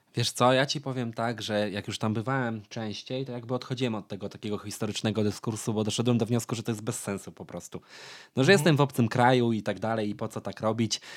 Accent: Lublin Voivodeship, Poland; ja jestem z Lubelszczyzny

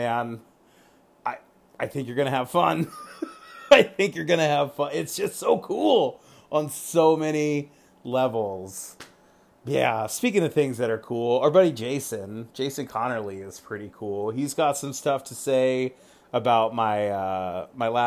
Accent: California, United States; also born or lived in Virginia; now in Washington, United States; Then I grew up in California

